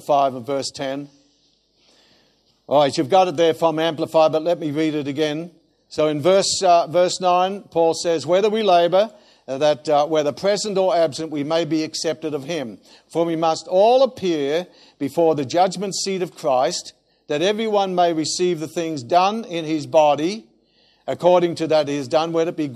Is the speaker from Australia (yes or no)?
yes; Australia; being an Australian